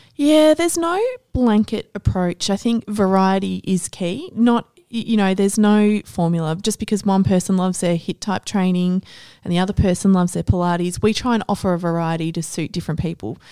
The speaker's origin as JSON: {"language": "English", "town": "Ballarat", "region": "Victoria", "country": "Australia", "tie": "born or raised there", "moved": "yes", "lives_now": "Melbourne, Australia", "said": "I grew up in Ballarat"}